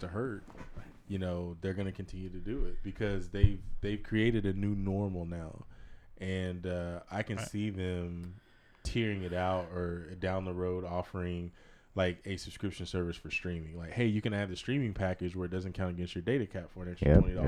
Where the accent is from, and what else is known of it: Oklahoma, United States; born or raised there; moved away